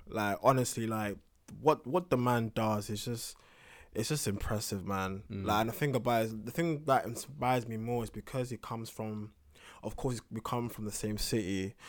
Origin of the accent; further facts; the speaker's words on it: London, United Kingdom; Kind of, like he comes from South. Mm-hmm. I'm from East.